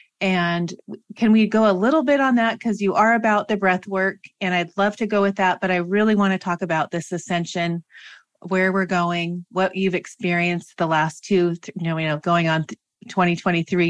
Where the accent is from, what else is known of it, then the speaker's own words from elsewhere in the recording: Washington, United States; moved away; my home state of Washington